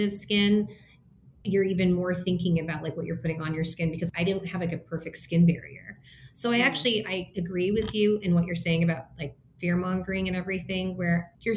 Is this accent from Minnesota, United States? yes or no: yes; Minnesota, United States; now in Los Angeles, United States; I was born in Minnesota. My parents immigrated to the US from Taiwan